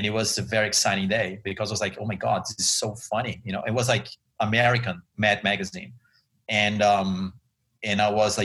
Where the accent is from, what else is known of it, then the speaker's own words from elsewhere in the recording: São Paulo, Brazil; now in United States; I am originally from Brazil. I was born and raised in São Paulo